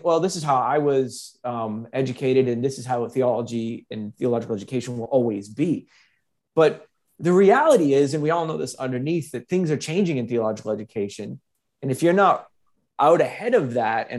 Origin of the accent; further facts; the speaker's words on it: United States; moved away as an adult; now in Australia; an American living in Australia